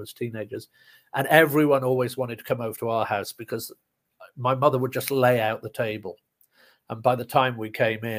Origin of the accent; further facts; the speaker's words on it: United Kingdom; moved away as an adult; also born or lived in London; now in United States; I'm originally from the UK. So I lived in the UK most of my life